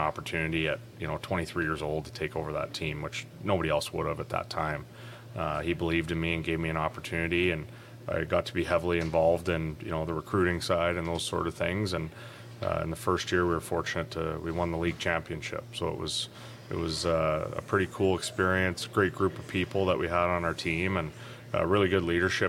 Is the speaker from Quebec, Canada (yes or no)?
no; Aldergrove, British Columbia, Canada; moved away as an adult; also born or lived in Prince George, British Columbia; now in Lloydminster, Canada; I grew up in Aldergrove, British Columbia, so about 45-50 minutes east of Vancouver